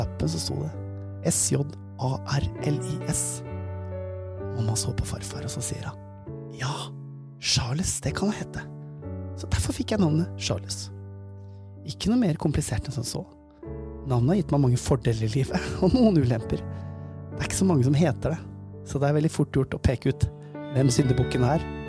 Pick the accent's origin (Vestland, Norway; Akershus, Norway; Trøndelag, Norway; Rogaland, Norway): Rogaland, Norway; Stavanger; Sommeren 1981 ble jeg født på Stavanger sykehus